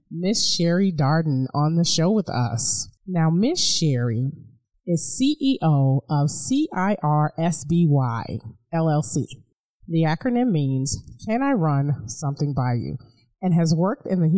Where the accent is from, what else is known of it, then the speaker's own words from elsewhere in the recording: Chicago, Illinois, United States; moved away; I grew up in Chicago when I was little